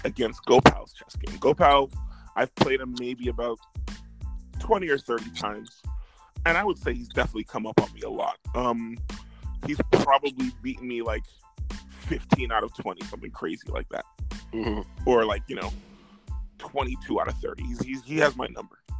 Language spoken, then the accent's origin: English; New York City, New York, United States; I grew up in Brooklyn in uh, Flatbush